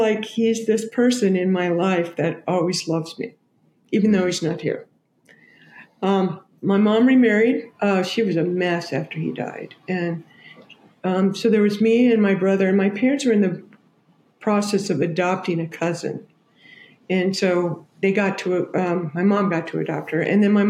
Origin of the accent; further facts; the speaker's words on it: San Jose, California, United States; I grew up in San Jose. I was born in 52.